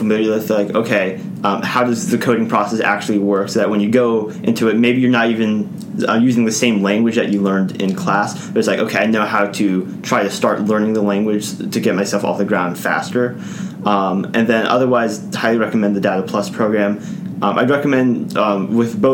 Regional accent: Raleigh, North Carolina, United States; I'm from Raleigh, I was able to live at home

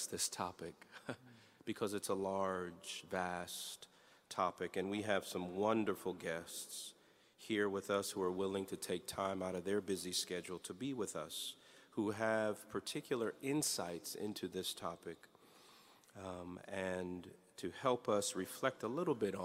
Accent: Miami, Florida, United States; moved away; I grew up in Miami, Florida

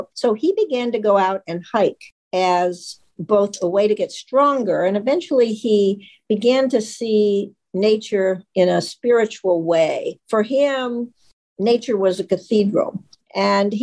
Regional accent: Wyoming, United States; my home state of Wyoming

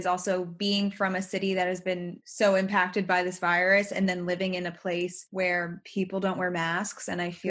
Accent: New York City, New York, United States; moved away as an adult; I grew up in New York City and have spent pretty much my entire life there up until grad school.

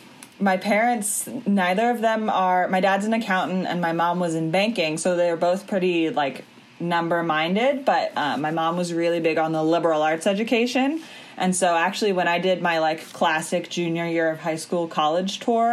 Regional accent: Washington, District of Columbia, United States; moved away as an adult; also born or lived in North Carolina; now in Durham, United States; Okay, so my family is like 10 generations of North Carolina, and then my dad made the big break to the big city of Washington, D.C., and then what did his firstborn child do? Move right back.

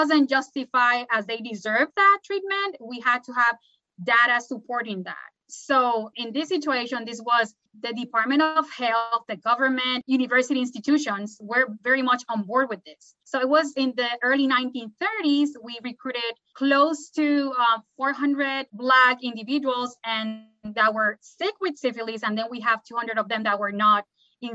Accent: Puerto Rico; now in Durham, United States; Puerto Rico, my home country

